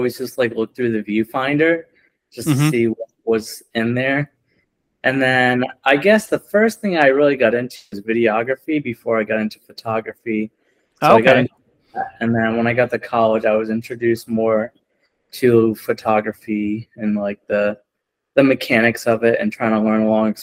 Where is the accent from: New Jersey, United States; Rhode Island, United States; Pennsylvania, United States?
Rhode Island, United States; North Providence; also born or lived in Johnston, Rhode Island; I grew up in North Providence most of my life.